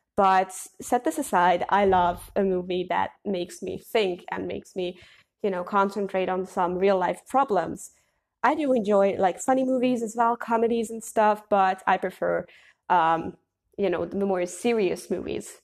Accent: Hungary; I'm from Hungary

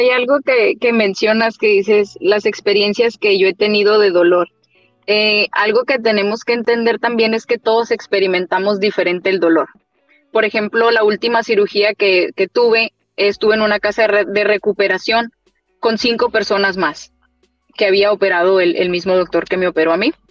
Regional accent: Mexico; Y yo sufrí mucho de dolores de espalda después de, después del parto y como toda mexicana, ah, es la raquia, ah, es la epidural.

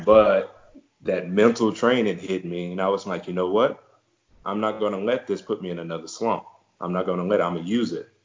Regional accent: Beaumont, Texas, United States; my hometown, uh, Beaumont, Texas which is in southeast Texas

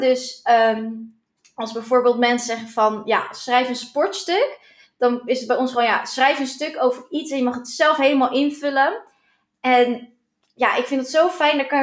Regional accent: Alkmaar, North Holland, Netherlands; ik kom uit Alkmaar

